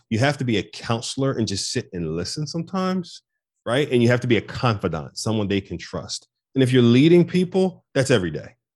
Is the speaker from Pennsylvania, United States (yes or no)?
yes; Philadelphia, Pennsylvania, United States; born and raised in North Philadelphia